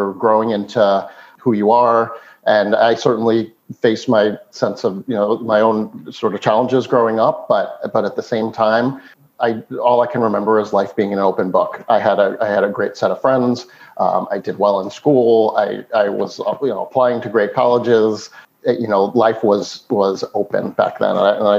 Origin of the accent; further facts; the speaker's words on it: East Meadow, New York, United States; now in Philadelphia area, United States; So I grew up on Long Island, a town called East Meadow, suburban New York, not too different than the town we live in outside of Philadelphia today.